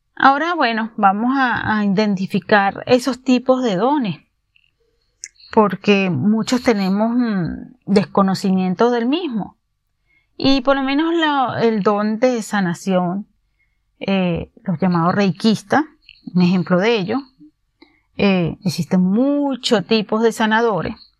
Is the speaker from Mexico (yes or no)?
no; Venezuela; moved away; en mi país, Venezuela, fui abogada